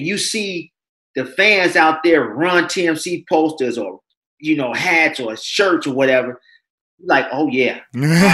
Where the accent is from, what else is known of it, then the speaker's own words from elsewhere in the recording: United States; I'm from the South Side.